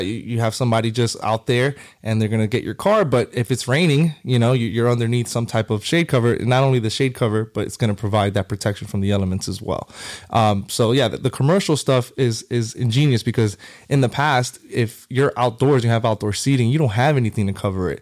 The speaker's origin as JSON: {"language": "English", "town": "Hialeah", "region": "Florida", "country": "United States", "tie": "born or raised there", "also_born_or_lived": "New York", "said": "grew up in Miami my whole life, uh, Hialeah"}